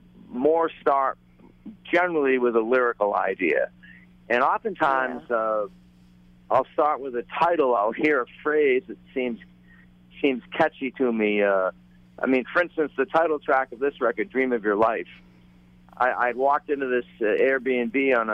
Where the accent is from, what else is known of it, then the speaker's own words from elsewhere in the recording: New Hampshire, United States; moved away as an adult; also born or lived in Key West, Florida; I grew up in New Hampshire